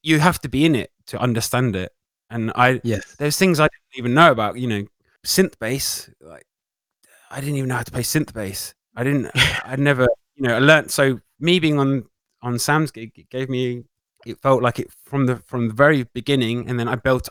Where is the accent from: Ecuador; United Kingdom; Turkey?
United Kingdom; being British